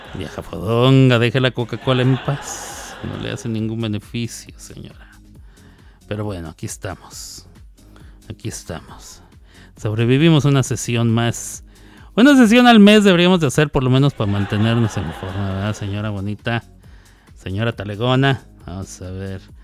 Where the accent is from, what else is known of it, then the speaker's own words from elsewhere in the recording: northern Mexico, Mexico; como buen norteño, tortilla de harina